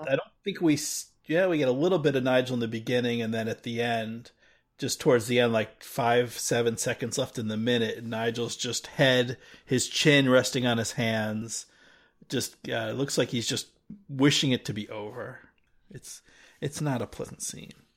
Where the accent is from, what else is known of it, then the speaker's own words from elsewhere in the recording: United States; I'm an American